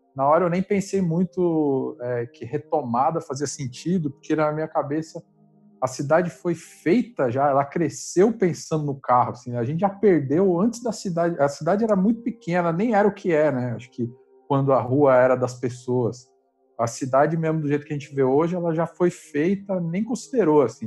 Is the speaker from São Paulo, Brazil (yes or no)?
yes; Diadema, São Paulo, Brazil; na rua que eu morava, eu sou de Diadema